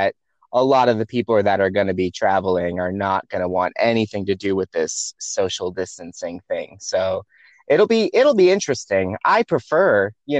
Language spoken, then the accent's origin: English; Salem, Massachusetts, United States; moved away as an adult; I grew up in the Salem, Massachusetts area